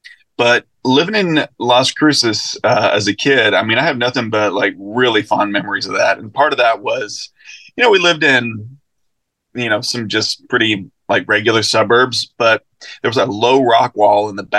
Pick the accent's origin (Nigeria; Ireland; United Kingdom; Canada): Ireland; Sligo, Connacht; also born or lived in Mobile, United States; Yeah, so I was born in Mobile, and all my mom's family is still down there. But I only lived in Mobile for like 6 weeks. Then we moved back to where my parents had been living, which was Sligo on the west coast of Ireland.